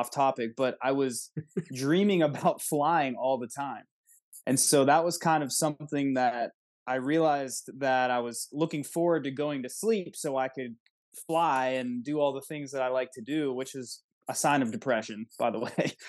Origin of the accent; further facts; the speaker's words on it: Wexford, Pennsylvania, United States; I grew up in Wexford, so not too far south from there